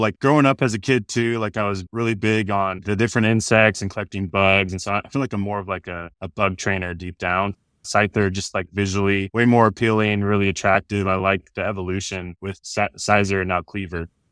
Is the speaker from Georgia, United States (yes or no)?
no; Orem, Utah, United States; moved away as an adult; now in Austin, United States; I grew up in Orem, Utah